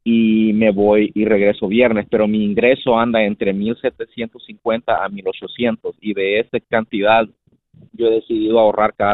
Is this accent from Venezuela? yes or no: no; El Salvador; moved away as an adult; now in United States; mi casa en mi país, en El Salvador.